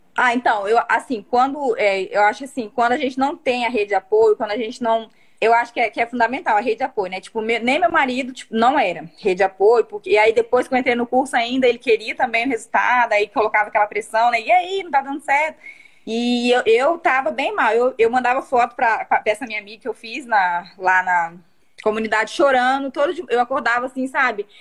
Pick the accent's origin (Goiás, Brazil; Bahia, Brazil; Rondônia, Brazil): Rondônia, Brazil; Vilhena; eu sou de Vilhena, Rondônia